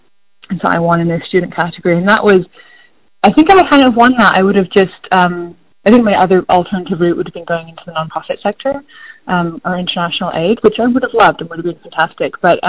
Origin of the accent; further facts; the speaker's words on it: Scotland, United Kingdom; So I grew up, I've lost my accent, but I grew up in the north of Scotland in a small town.